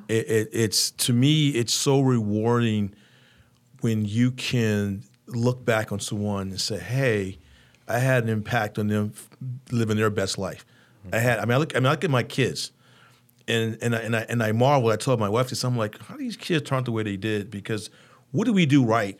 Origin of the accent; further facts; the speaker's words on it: Roanoke, Virginia, United States; moved away as an adult; also born or lived in Norfolk, Virginia; now in Richmond, United States; I grew up in Roanoke